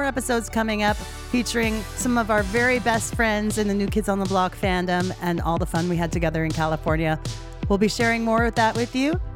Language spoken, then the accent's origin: English; Edmonton, Alberta, Canada; I'm from Edmonton.